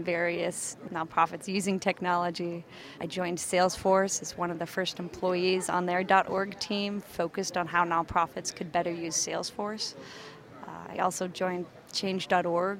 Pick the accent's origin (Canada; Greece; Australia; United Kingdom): Canada; moved away as an adult; now in San Francisco, United States; I was from Canada